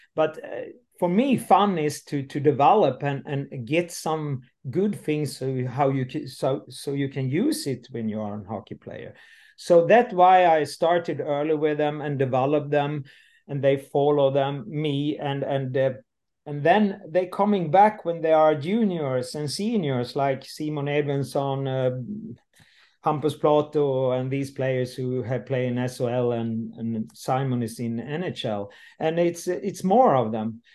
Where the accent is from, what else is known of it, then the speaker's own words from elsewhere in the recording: Landsbro, Jönköping County, Sweden; English is a second language; moved away; also born or lived in North Sweden / Gothenburg; I'm I'm coming from the South Sweden, from uh, Småland, and uh, today I'm uh, 59, uh, and I leave uh, very early the the village. I come from uh, Landsbro